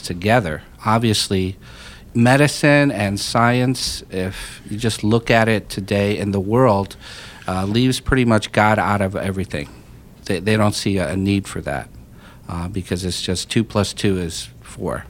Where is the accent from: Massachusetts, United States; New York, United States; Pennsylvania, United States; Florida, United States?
Pennsylvania, United States; I grew up in Pennsylvania most of my life